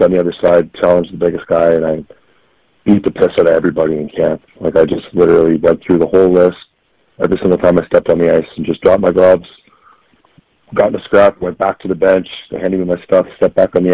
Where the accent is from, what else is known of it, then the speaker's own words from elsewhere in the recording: Ottawa, Ontario, Canada; I grew up in Ottawa, from the Ottawa, Ontario area